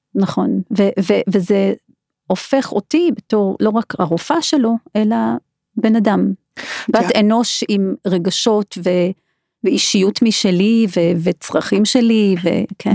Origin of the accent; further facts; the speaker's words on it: South Africa; moved away as an adult; now in Israel; אני דרום אפריקאית במקור, ואני למדתי שם רפואה